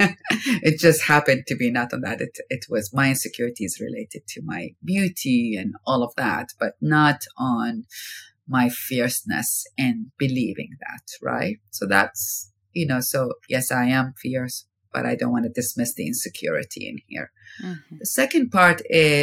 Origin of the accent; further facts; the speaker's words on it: Iraq; moved away as an adult; now in United States; I've been living in America more than I lived in my home country, Iraq, where I lived there for 19 years